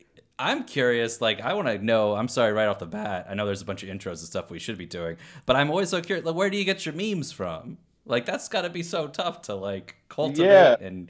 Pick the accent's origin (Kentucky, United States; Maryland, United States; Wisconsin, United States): Kentucky, United States; growing up in Kentucky